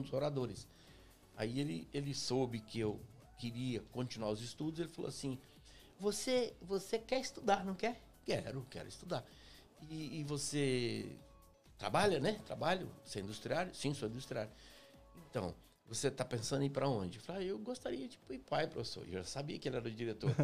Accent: Afonso Cláudio, Espírito Santo, Brazil; moved away as an adult; also born or lived in São Gabriel da Palha / Belo Horizonte / São Paulo; cresci no interior, no, no chamado Córrego do Ribeirão

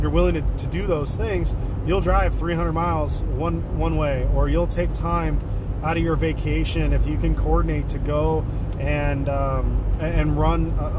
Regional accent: Washington, United States; also born or lived in Ohio / Olympia, Washington; I love living here. I've lived here 98% of my life

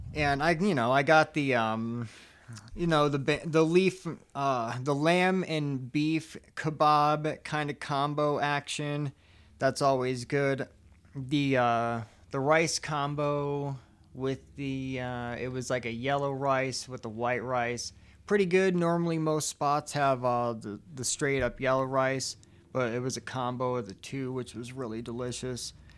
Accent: Chicago, Illinois, United States; moved away; I'm originally, like I said, from Chicago

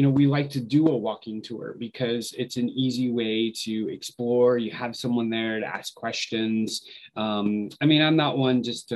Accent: Richmond, Virginia, United States; moved away as an adult; also born or lived in Fairfax, Virginia; now in Cleveland, United States; So I grew up in Richmond, Virginia

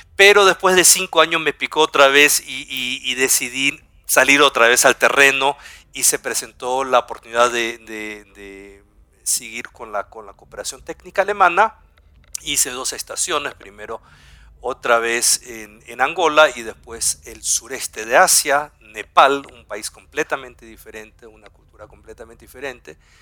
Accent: Guayaquil, Guayas, Ecuador; first language German; moved away as an adult; also born or lived in southern Chile / Germany / Heidelberg; yo soy del sur de Chile, soy chileno de habla alemana, del sur como somos algunos ahí en el sur, y, pero tuve la suerte de crecer aquí en Ecuador

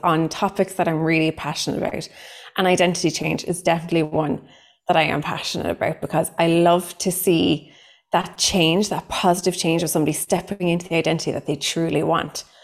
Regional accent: Cork, Munster, Ireland; accent: thick Cork; I am a psychotherapist from Cork in Ireland. So, what comes with that is a very thick Cork accent

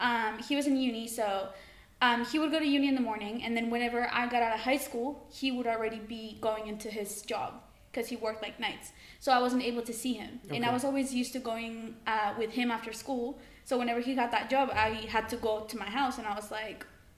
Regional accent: Mexico; also born or lived in United States; I'm 20 years old. I was born in Mexico and I was raised in Mexico and America, but I come to the UK during the summers.

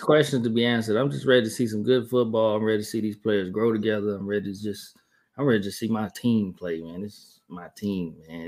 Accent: Columbus, Georgia, United States; moved away as an adult; I'm from Columbus, Georgia

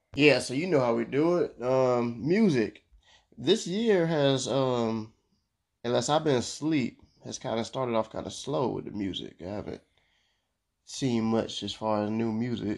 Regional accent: Florida, United States; I'm from Florida

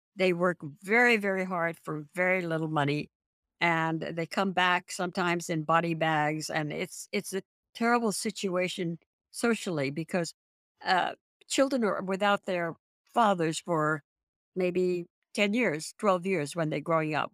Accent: San Francisco, California, United States; I'm from San Francisco. We have earthquakes all the time

